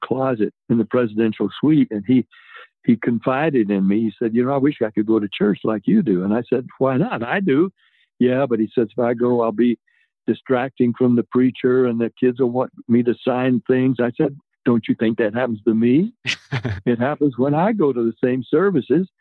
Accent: Nashville, Tennessee, United States; moved away as an adult; also born or lived in New Jersey; now in California, United States; I was from Nashville

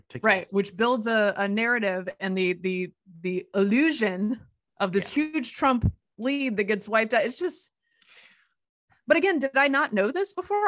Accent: Durham, North Carolina, United States; moved away; Durham is my hometown

